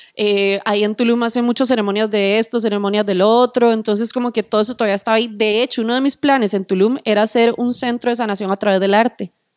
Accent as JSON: {"language": "Spanish", "country": "Costa Rica"}